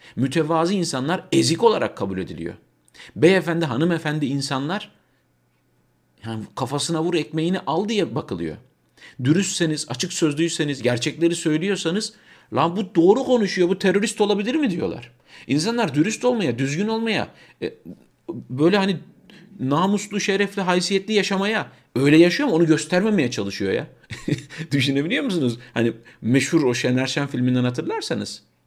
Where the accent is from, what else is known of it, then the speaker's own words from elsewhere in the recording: Turkey; now in Germany; Türkler olarak burada yaşayan 4-5 milyon Türk olarak